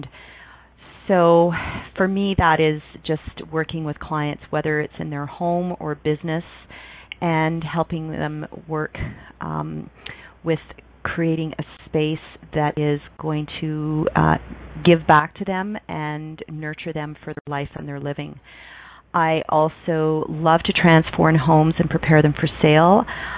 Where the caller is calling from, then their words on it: Calgary, Alberta, Canada; I'm calling from Calgary, Alberta.